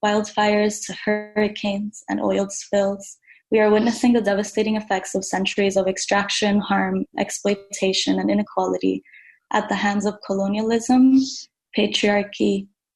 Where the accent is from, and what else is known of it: Dominican Republic; now in Brooklyn, United States